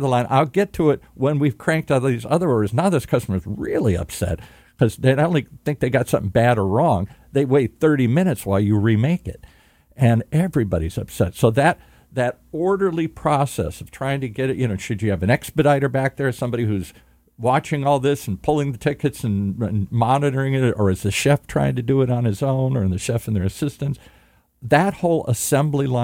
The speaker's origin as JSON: {"language": "English", "region": "Michigan", "country": "United States", "tie": "born or raised there", "moved": "yes", "lives_now": "California, United States", "said": "I grew up in the Midwest, as I said, in Michigan"}